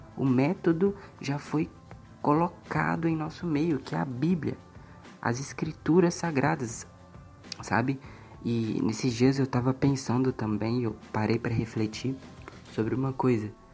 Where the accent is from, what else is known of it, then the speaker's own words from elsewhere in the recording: Timóteo, Minas Gerais, Brazil; now in Santana do Paraíso, Brazil; eu nasci em Minas Gerais, em Timóteo, atualmente eu moro em Santana do Paraíso